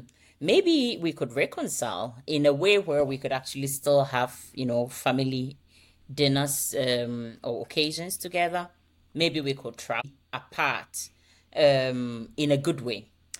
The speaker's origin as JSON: {"language": "English", "country": "Ghana", "also_born_or_lived": "United States / United Kingdom", "lives_now": "Denmark", "said": "So my accent is, it's a combination of things everywhere, but originally I come from Ghana. I have lived a bit in the U.S. I've been in UK, and I think recently I spent a lot of my time here in Denmark."}